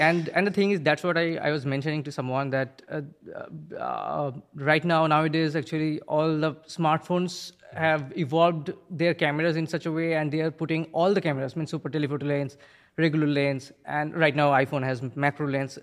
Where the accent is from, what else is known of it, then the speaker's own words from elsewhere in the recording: India; now in New Milford, United States; I'm originally from India.